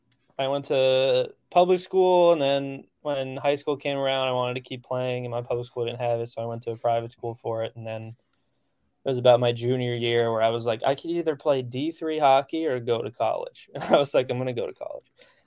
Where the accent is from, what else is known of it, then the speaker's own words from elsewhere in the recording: New Jersey, United States; Yeah, I grew up like in Central Jersey, so Starline Ballroom was probably like the big one growing up that I went to all the time.